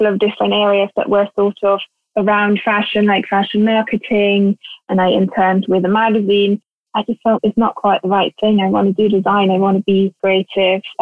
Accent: northern Bavaria, Germany; I grew up in Bavaria in the countryside in a tiny little village in the northern part of Bavaria

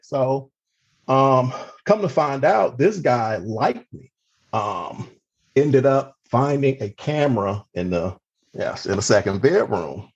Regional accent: Cleveland, Ohio, United States; moved away as an adult; also born or lived in Mississippi / Baltimore, Maryland; now in Maryland, United States; I'm originally from Cleveland, Ohio, the youngest of three children

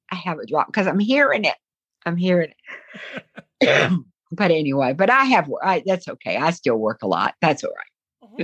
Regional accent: Southern United States, United States; accent: Southern; But when I get back in the South, I'm doomed. I can't get away from hearing the South.

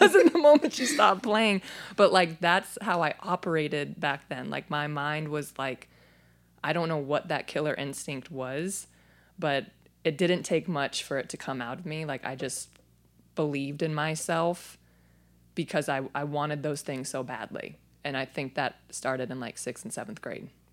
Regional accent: Phoenix, Arizona, United States; I was born and raised in Phoenix, Arizona

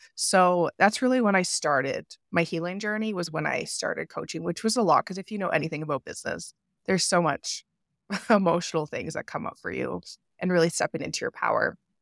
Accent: Canada; It took me moving across into a different province because I'm from Canada

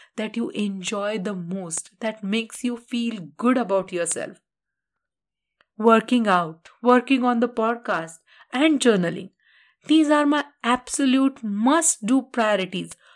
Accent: India; being an Indian

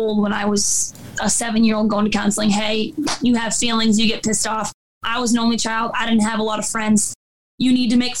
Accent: Detroit, Michigan, United States; also born or lived in Lake Orion, Michigan; now in Orlinda, United States; I grew up in Detroit

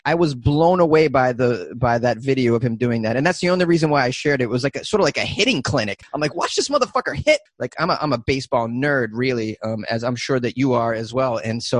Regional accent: Massachusetts, United States; moved away as an adult; now in Los Angeles, United States; Oh, I was born and raised in Massachusetts.

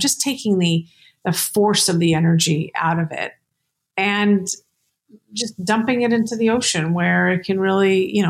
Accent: New York City, New York, United States; born there; I was born in New York City.

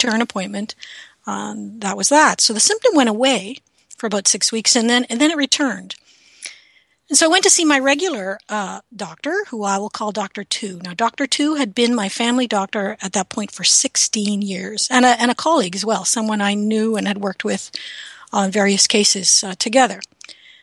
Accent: Canada; I'm a Canadian

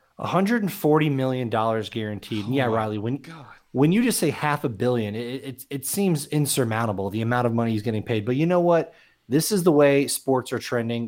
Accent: South Florida, United States; I grew up in South Florida

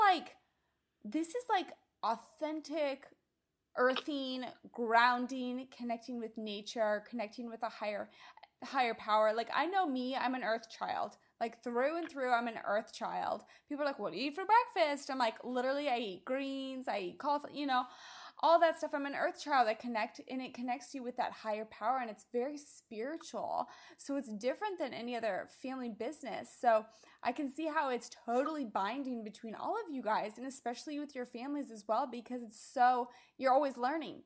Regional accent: Midwest, United States; now in Southern California, United States; growing up in the Midwest and of our backyard gardens flourishing

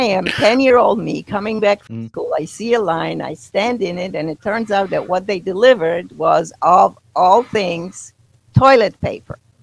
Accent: Poland; moved away; I grew up in Poland, but was socialist Poland at the time

